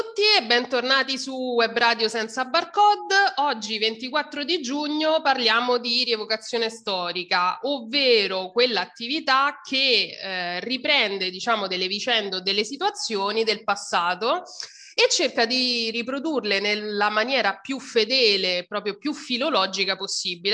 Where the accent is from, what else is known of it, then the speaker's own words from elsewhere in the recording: Rome, Lazio, Italy; io poi sono di Roma